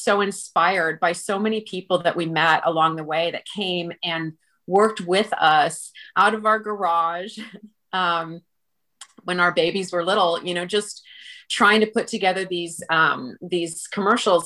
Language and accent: English; Vancouver, British Columbia, Canada; moved away as an adult; now in Los Angeles, United States; I'm from Vancouver, the West Coast